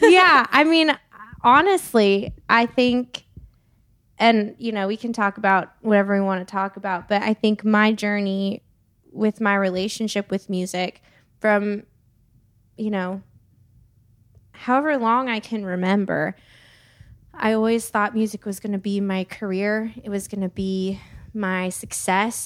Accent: Santa Barbara, California, United States; moved away as an adult; now in Nashville, United States; born and raised in Santa Barbara, California

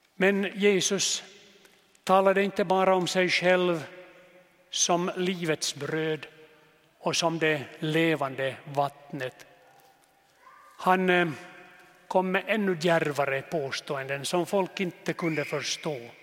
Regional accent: Jeppo, Ostrobothnia, Finland; also born or lived in Nykarleby / Vörå; Jag är född i Jeppo, gick i seminariet i Nykarleby

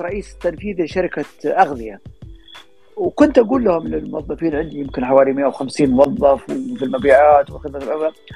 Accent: Saudi Arabia; عندنا في السعوديه

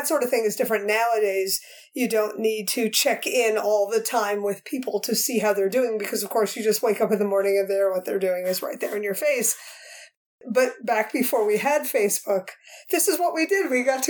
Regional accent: New Jersey, United States; I'm used to New York City. I grew up here in New Jersey, right outside New York City. My family went into the city all the time.

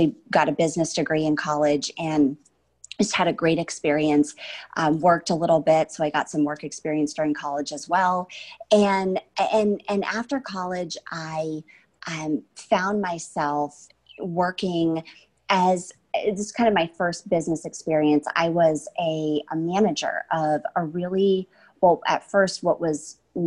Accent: Connecticut, United States; I'm this girl from Connecticut

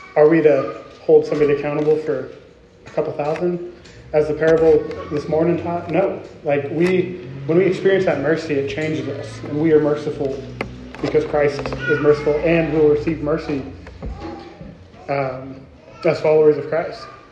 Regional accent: Arizona, United States; moved away as an adult; also born or lived in California; now in Kansas City, United States; I am from Arizona. I'm very proud to be an Arizonan and very proud to be from the Grand Canyon state.

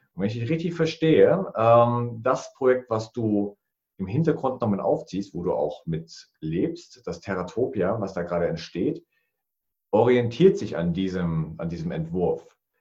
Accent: Thuringia, Germany; Ich bin der Thüringer

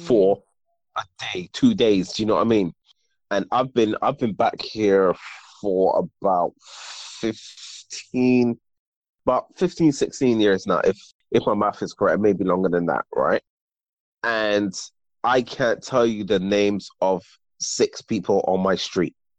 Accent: Barbados; moved away; also born or lived in United Kingdom; I moved there when I was six

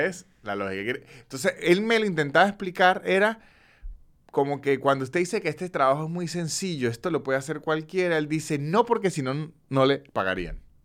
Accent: San Cristóbal, Táchira, Venezuela; moved away; en San Cristóbal, el lugar de donde soy yo

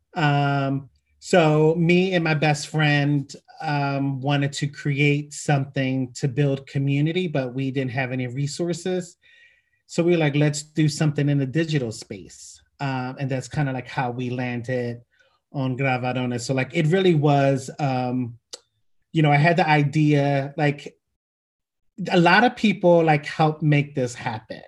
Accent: Philadelphia, Pennsylvania, United States; born and raised in Philadelphia

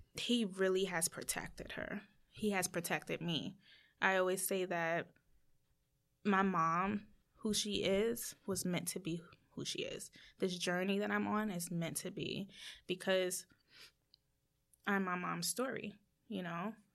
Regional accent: United States; as Americans

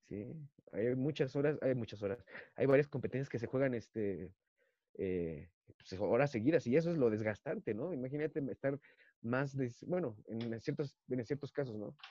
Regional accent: Toluca, State of Mexico, Mexico; somos comediantes de Toluca

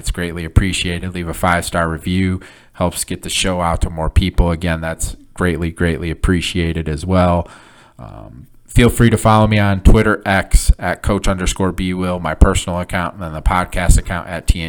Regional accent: Michigan, United States; now in Illinois, United States; So like I said, I live in MAC country. I grew up in Michigan, right by, not too far from Central, not too far from Eastern.

